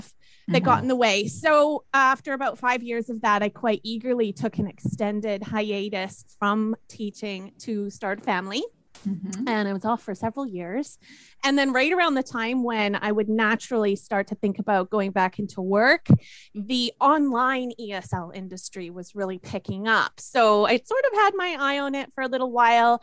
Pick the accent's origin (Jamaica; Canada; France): Canada; moved away as an adult; also born or lived in Japan / Germany; now in United Kingdom; I've ended up here in the UK, even though, of course, I am Canadian